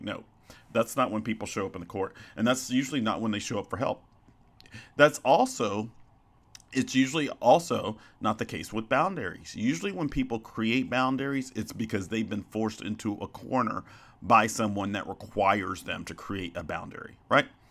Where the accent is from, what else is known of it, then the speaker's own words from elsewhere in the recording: Arkansas, United States; also born or lived in Chicago, Illinois; I grew up in Arkansas